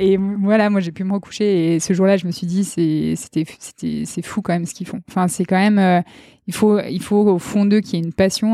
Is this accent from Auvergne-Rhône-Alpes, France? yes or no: yes; Chambéry, Auvergne-Rhône-Alpes, France; also born or lived in Beaufortain; je suis née à Chambéry en février 1994